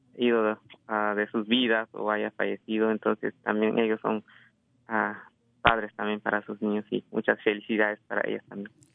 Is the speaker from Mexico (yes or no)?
no; Guatemala; now in California, United States; vengo de Guatemala, este, nací en, Guatemala y este, tengo como unos 17, ah, 18 años aquí